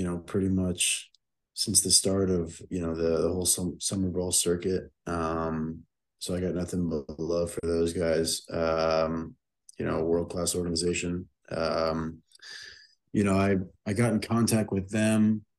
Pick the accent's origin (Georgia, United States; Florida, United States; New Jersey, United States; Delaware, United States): Florida, United States; South; born and raised in South Florida